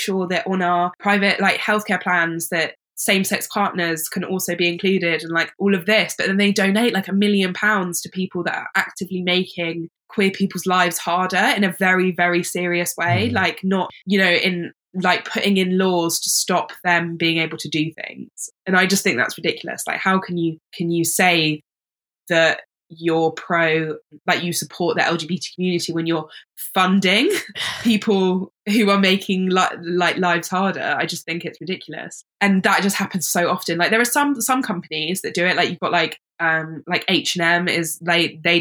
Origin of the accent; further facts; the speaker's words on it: London, United Kingdom; I grew up in London.